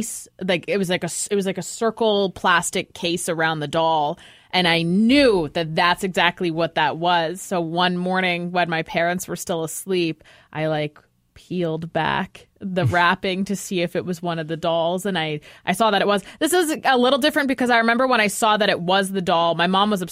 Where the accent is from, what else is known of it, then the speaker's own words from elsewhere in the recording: Oakbank, Manitoba, Canada; I grew up in Oak Bank